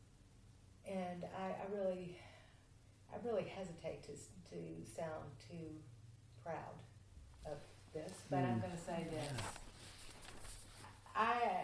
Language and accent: English; Port Royal, Kentucky, United States; the church that I grew up in Port Royal